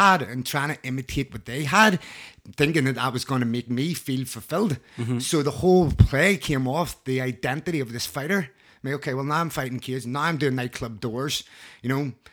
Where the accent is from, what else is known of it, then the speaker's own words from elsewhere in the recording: Belfast, Northern Ireland, United Kingdom; I grew up in North Belfast, um, late eighties, early nineties